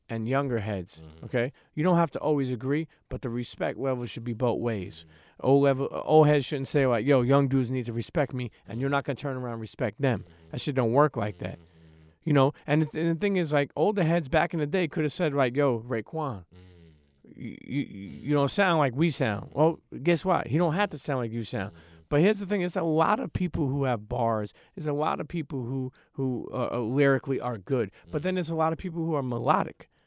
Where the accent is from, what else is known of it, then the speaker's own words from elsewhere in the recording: New York City, New York, United States; I'm from Brooklyn, New York, born and raised.